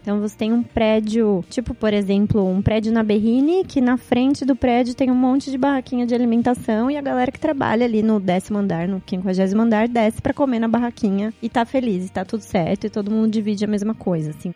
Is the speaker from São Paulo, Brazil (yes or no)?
yes; Piracicaba, São Paulo, Brazil; moved away as an adult; now in Indonesia; eu sou do interior de São Paulo, sou de Piracicaba, estou fora do país faz uns oito anos